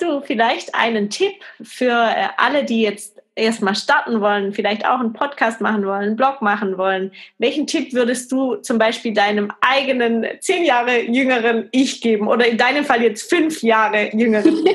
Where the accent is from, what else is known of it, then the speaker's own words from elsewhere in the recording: Germany; bei uns in Deutschland